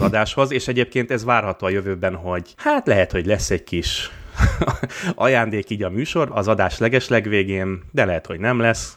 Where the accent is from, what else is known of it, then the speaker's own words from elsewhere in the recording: Budapest, Hungary; moved away; én a tizenötödik kerületben nőttem fel